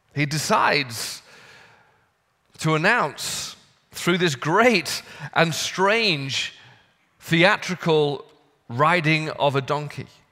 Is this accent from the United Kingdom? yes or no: yes; United Kingdom; now in United States; As a Brit